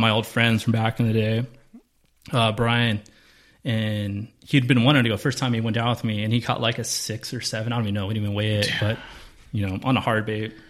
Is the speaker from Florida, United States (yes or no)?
no; Carson, California, United States; Carson, South Bay kid.